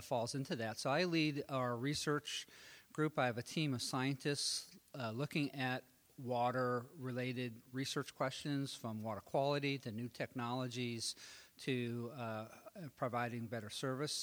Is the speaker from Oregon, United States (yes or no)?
yes; Oregon, United States; I grew up in Oregon